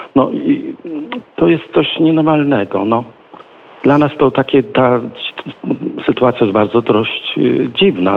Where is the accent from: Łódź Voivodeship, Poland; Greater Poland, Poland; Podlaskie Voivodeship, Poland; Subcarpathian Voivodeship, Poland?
Podlaskie Voivodeship, Poland; Kuźnica; u nas w Kuźnicy